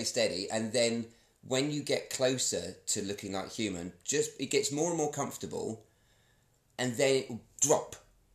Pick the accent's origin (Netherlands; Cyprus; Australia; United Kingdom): United Kingdom; Essex, East of England; I'm from Essex